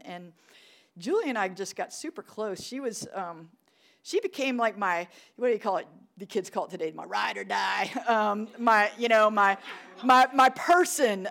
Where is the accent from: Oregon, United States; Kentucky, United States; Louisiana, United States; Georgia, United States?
Louisiana, United States; New Orleans; moved away; I was born in New Orleans. We just had this talk. Um, Louisiana, baby. I loved it. What a great city. Good food, good culture. Mardi Gras, right? We had Mardi Gras vacation. It was awesome. I really loved growing up there.